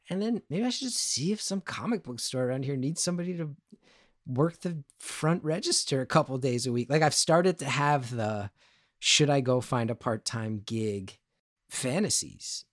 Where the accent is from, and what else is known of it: New Jersey, United States; born or raised there